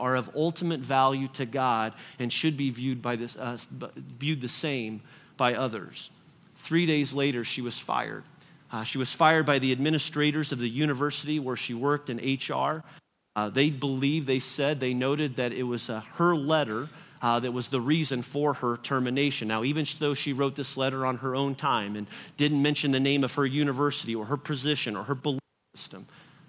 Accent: United States; American Christians

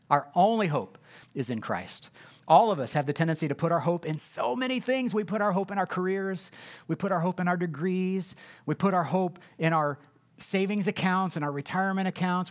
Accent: Indianapolis, Indiana, United States; I'm from Ben Davis High School on the west side of Indianapolis

